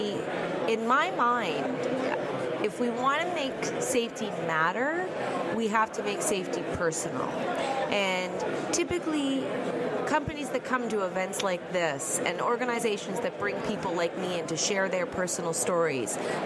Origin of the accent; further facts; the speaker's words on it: Miramichi, New Brunswick, Canada; now in Halifax, Canada; I'm from Miramichi, New Brunswick. That's my hometown, but I live in Halifax, Nova Scotia.